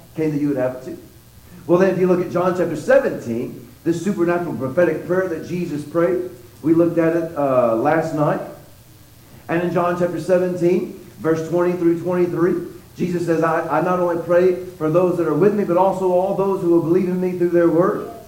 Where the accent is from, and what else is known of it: Texas, United States